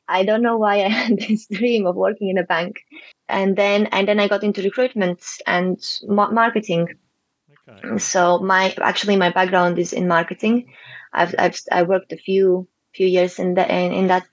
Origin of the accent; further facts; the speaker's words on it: Latvia; moved away as an adult; also born or lived in Huelva, Spain; now in Gibraltar; I'm originally from Latvia